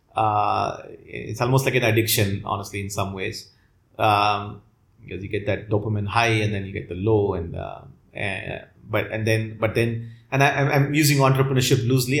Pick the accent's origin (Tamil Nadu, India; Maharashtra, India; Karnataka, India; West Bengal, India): Tamil Nadu, India; Chennai; i grew up in chennai